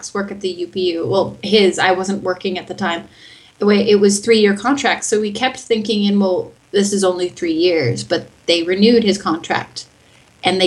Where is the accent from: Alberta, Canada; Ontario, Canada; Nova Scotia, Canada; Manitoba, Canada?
Manitoba, Canada; first language English; moved away as an adult; also born or lived in Winnipeg; now in Bern, Switzerland; I'm from Manitoba as well